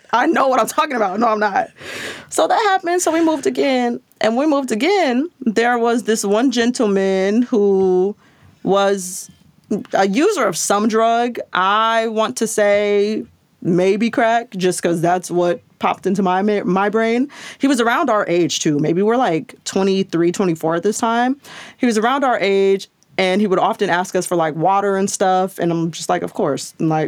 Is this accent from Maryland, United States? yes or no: no; Long Beach, California, United States; also born or lived in Santa Cruz, California / Los Angeles, California; I'm from Long Beach, which is LA County.